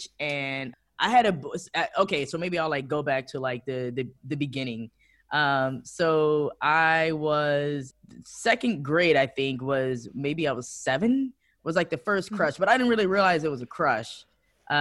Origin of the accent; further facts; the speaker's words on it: Detroit, Michigan, United States; now in Amsterdam, Netherlands; I'm from Detroit. It's my hometown.